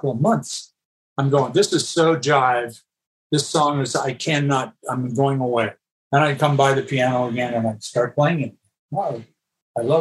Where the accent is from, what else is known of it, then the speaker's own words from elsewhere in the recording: Canada; moved away as an adult; also born or lived in Los Angeles, United States; now in United States; I was a Canadian